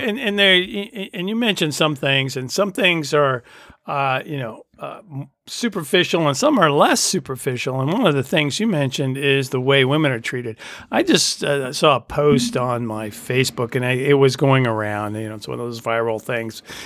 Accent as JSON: {"language": "English", "country": "United States", "tie": "born or raised there", "said": "I grew up in the United States"}